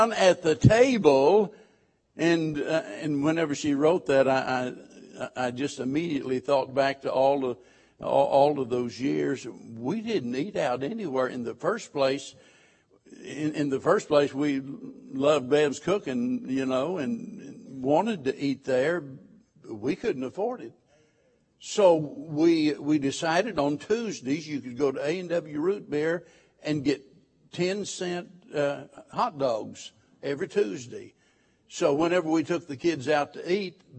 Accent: Missouri, United States; moved away; I come from Missouri, and I butcher the King's English

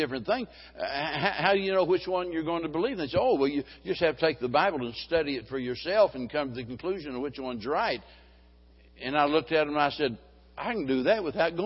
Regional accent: Springfield, Missouri, United States; being born and raised in Springfield, Missouri

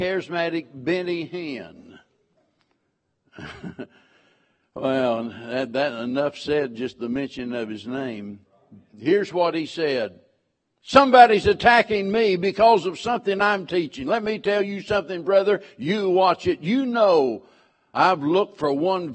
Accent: Springfield, Missouri, United States; I was born and raised in Springfield, Missouri

